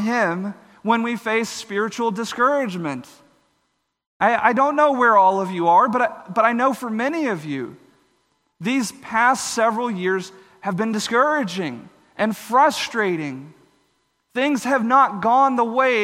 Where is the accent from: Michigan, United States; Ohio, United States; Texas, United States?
Texas, United States; where I grew up in Texas